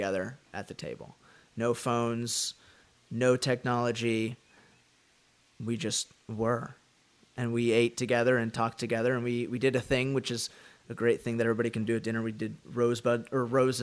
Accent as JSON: {"language": "English", "town": "Dallas", "region": "Texas", "country": "United States", "tie": "born or raised there", "said": "I am from Dallas, Texas"}